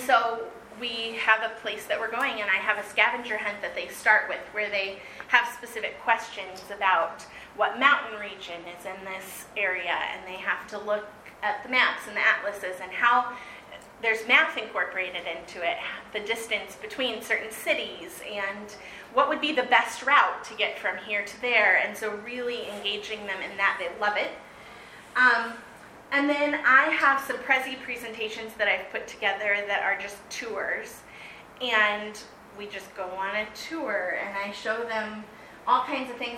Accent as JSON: {"language": "English", "region": "California", "country": "United States", "tie": "born or raised there", "said": "I grew up in California, and we did, in fourth grade state history, Gold Rush, we did a simulation where we had to stake our claims"}